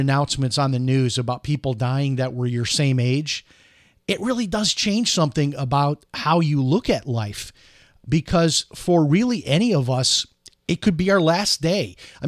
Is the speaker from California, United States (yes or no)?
no; Chicago, Illinois, United States; So growing up in Chicago, when I was in the high school marching band, every year we marched in the St. Patrick's Day parade.